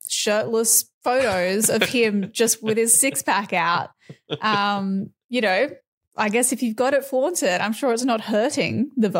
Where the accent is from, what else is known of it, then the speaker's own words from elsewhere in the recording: Byron Bay, New South Wales, Australia; Oh, everyone has nicknames in Byron when I was growing up.